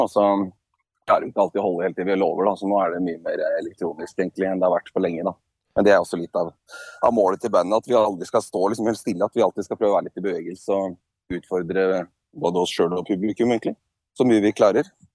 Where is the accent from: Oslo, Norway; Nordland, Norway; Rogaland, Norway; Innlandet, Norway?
Innlandet, Norway; Beitostølen; moved away; vi er opprinnelig fra Valdres. Jeg er fra et ganske lite sted som heter Beitostølen